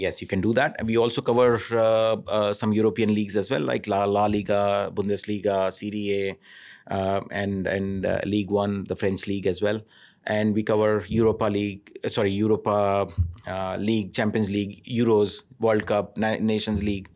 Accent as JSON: {"language": "English", "country": "India", "tie": "born or raised there", "moved": "yes", "said": "I grew up in India"}